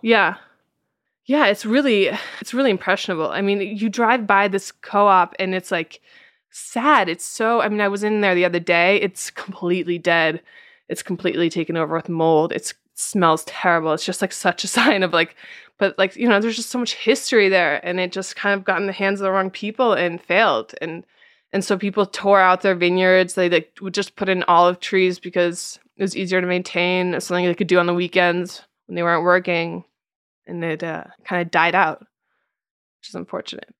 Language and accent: English; United States; now in Italy; I am an American in Italy